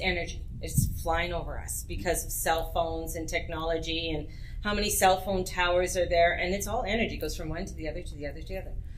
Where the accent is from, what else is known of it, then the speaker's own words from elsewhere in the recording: Edmonton, Alberta, Canada; moved away; also born or lived in Penticton; I was raised in Edmonton, Alberta